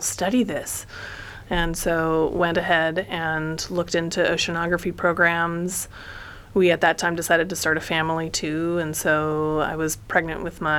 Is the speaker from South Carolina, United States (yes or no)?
no; Colorado, United States; moved away as an adult; also born or lived in Santa Cruz, California / Minnesota / Illinois / Massachusetts; now in Monterey, United States; I grew up really in Colorado